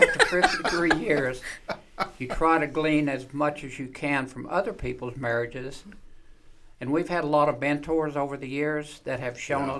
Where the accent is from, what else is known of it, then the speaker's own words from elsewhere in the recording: Marlow, Oklahoma, United States; I grew up in Marlowe, which is just east of the big town of Marlowe Central